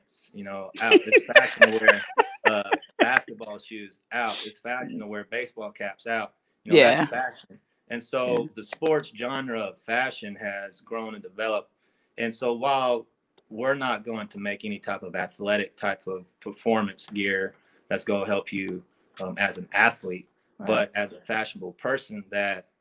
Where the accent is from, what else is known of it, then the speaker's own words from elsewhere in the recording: Howe, Texas, United States; my hometown of Howe